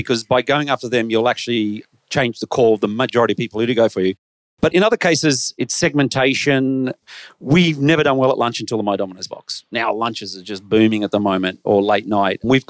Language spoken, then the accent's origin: English; Australia; I'm Australian